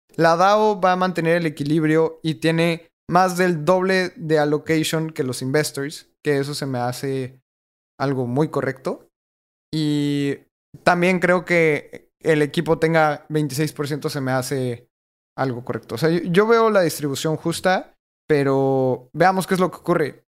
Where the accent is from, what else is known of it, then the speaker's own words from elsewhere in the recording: Mexico; le voy a delegar mi voto como mexicano